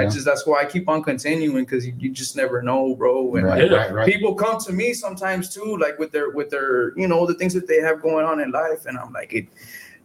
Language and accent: English; La Feria, Texas, United States; I'm from La Feria originally